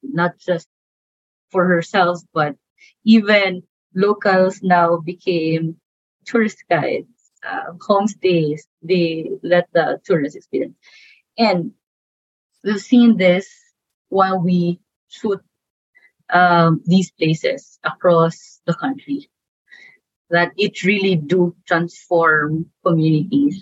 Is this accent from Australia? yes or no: no; Philippines; as a Filipina